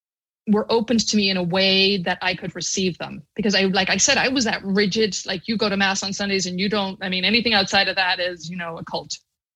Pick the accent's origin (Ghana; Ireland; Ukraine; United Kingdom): Ireland; moved away as an adult; now in United States; I grew up in Catholic Ireland, and I was there till I was 22